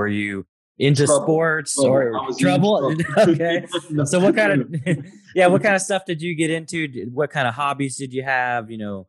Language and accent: English; Oregon, United States; I grew up in Oregon.